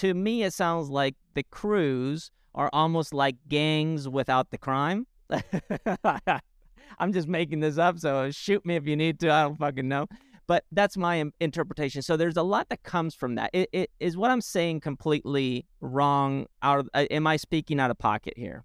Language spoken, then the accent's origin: English; Spain; moved away; growing up in Spain